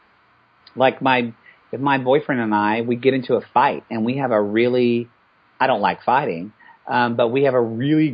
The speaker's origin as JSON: {"language": "English", "region": "the South", "country": "United States", "tie": "born or raised there", "said": "here I am as a white privileged male growing up in the South"}